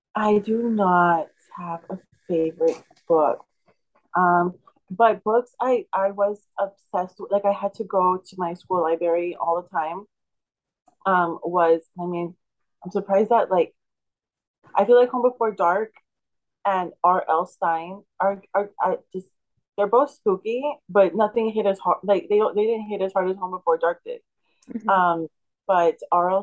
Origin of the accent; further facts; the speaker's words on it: deep South Texas, United States; I'm from deep South Texas.